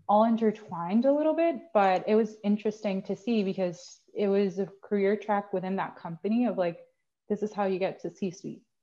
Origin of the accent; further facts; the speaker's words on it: Puerto Rico; I am from Puerto Rico. I am from a tiny, tiny town in the west side of Puerto Rico called Maya